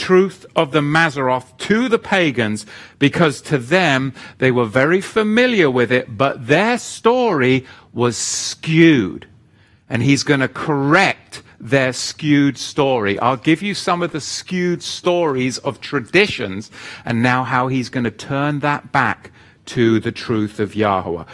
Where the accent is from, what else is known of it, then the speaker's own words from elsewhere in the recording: England, United Kingdom; moved away; my home country in England